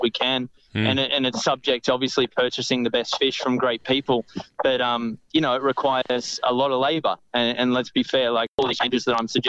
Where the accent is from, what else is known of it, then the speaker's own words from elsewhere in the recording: Maitland, New South Wales, Australia; growing up in Maitland and going to Newcastle Beach as a kid